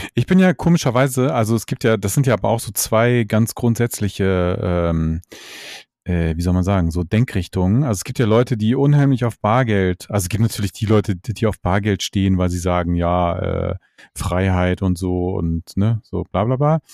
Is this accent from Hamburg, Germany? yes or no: yes; Hamburg, Germany; so als Hamburger